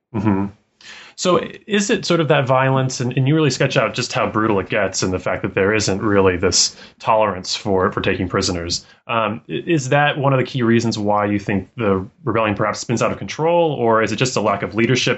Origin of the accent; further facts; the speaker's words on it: Colorado, United States; growing up in Colorado